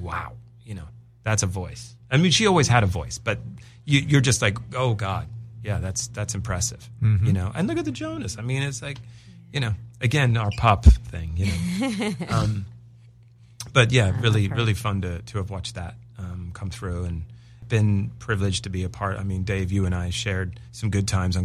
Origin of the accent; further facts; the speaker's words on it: England, United Kingdom; moved away; I am English